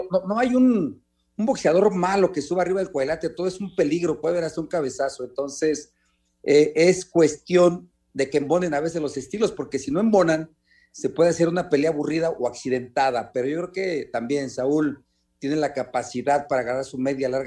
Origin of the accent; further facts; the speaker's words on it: Mexico; no le gusta mucho el intercambio de golpe como buen mexicano, como estamos acostumbrados